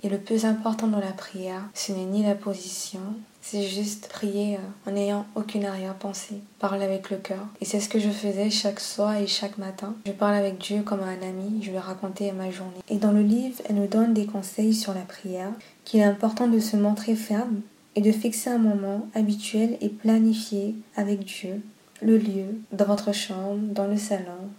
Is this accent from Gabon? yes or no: yes; Gabon; comme on dit chez moi au Gabon